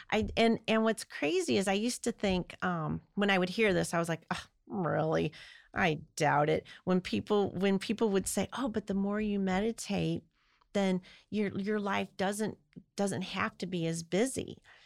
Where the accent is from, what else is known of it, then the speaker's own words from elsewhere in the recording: Midwest, United States; I'm from the Midwest